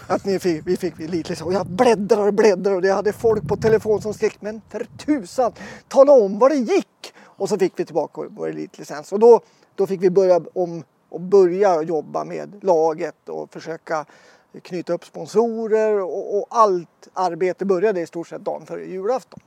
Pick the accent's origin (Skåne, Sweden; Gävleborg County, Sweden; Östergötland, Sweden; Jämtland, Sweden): Jämtland, Sweden; Östersund; moved away as an adult; also born or lived in Norrbotten / Stockholm; flyttade hit när jag var eh, åtta år eh, och bodde här